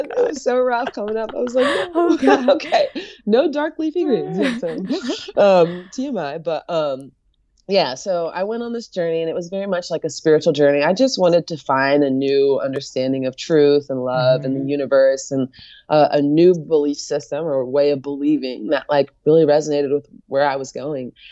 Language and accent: English; United States; as an American